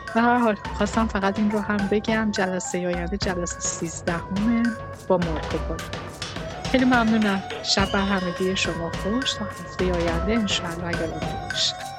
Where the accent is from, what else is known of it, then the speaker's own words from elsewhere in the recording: Iran; به عنوان یه ایرانی